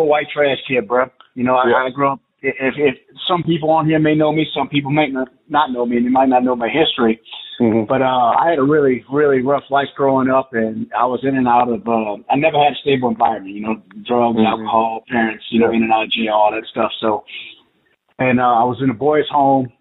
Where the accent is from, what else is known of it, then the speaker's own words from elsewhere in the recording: New Orleans, Louisiana, United States; I'm from Louisiana, New Orleans to be exact